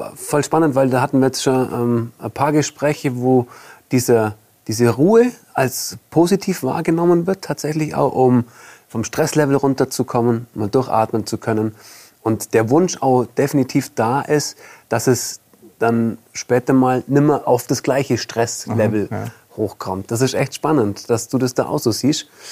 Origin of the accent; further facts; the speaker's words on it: Allgäu, Bavaria, Germany; als Allgäuer oder als Süddeutscher